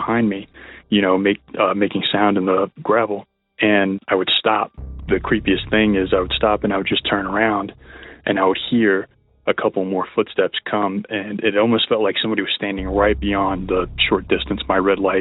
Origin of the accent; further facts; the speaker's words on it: Texas, United States; now in Boulder, United States; I'm from Texas. I'm currently residing in Colorado in the Boulder area